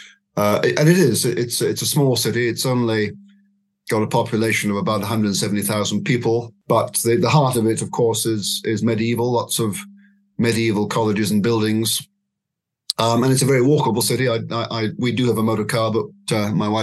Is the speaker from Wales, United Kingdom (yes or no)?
no; Scotland, United Kingdom; now in Oxford, United Kingdom; I wasn't born here. I was born in Scotland, but I've lived in Oxford three times in my life, and lately since 2007